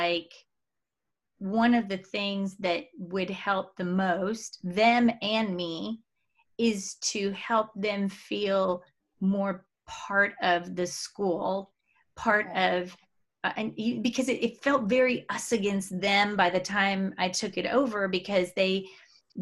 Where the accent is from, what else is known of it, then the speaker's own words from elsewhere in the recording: Mexico; moved away; I'm from Mexico